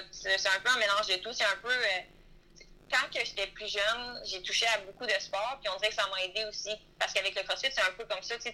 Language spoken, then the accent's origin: French; Quebec, Canada; Quand on est beaucoup de Québécois ensemble aussi